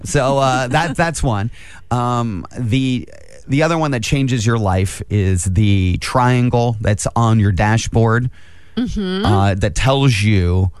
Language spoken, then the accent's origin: English; Angola, Indiana, United States; now in Fort Wayne, United States; I grew up in Angola.